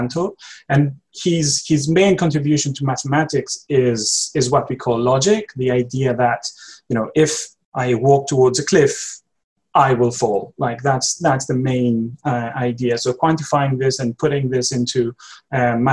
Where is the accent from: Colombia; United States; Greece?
Greece; moved away as an adult; now in London, United Kingdom; I'm from Greece originally. I've been living in London for the last 5 years now.